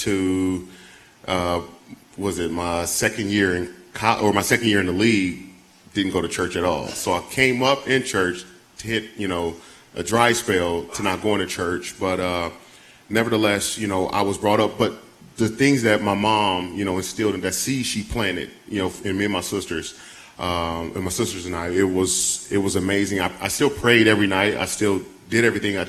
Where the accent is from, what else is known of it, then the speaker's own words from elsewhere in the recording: Fort Wayne, Indiana, United States; moved away as an adult; now in Nashville, United States; I'm also from Fort Wayne